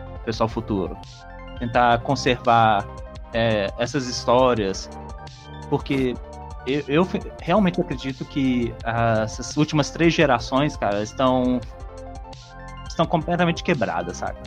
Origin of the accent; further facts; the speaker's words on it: Minas Gerais, Brazil; eu sou de Minas Gerais